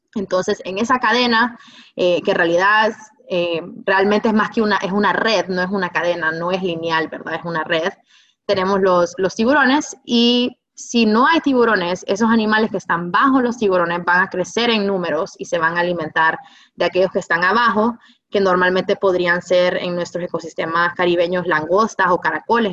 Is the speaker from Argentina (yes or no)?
no; Honduras; como hondureños